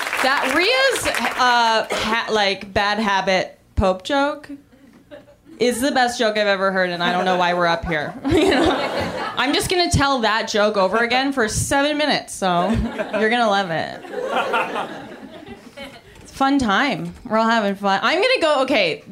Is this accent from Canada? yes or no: yes; Canada; now in United States; I'm Canadian